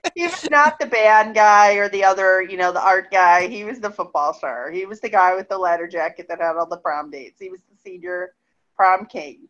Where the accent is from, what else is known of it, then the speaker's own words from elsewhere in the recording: Cleveland, Ohio, United States; moved away; I grew up in Cleveland.